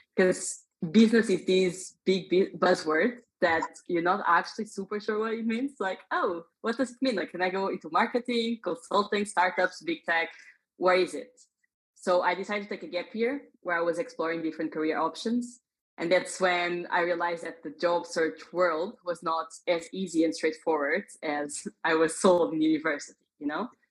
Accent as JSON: {"language": "English", "country": "Portugal", "tie": "born or raised there", "moved": "as an adult", "lives_now": "Dublin, Ireland", "said": "So I was born in Portugal. Hmm. That that's where I come from."}